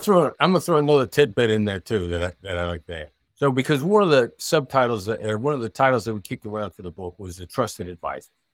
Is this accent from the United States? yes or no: yes; Iowa, United States; moved away; also born or lived in New York City; I grew up in a small town in Iowa